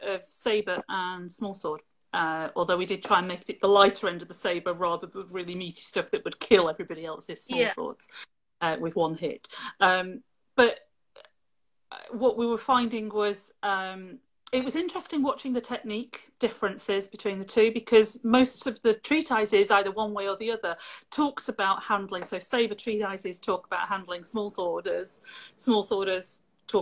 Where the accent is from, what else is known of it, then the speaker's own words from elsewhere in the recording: Lancashire, North West England, United Kingdom; moved away as an adult; also born or lived in Scotland; now in Yorkshire, United Kingdom; Spent most of my schooling in Lancashire